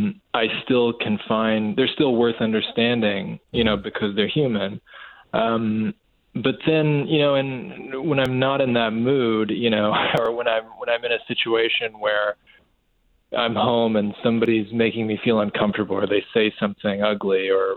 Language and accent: English; Kentucky, United States; by the time, you know, I was a kid, a lot of the agrarian traditions in my area of Kentucky, Western Kentucky, had really begun to fade away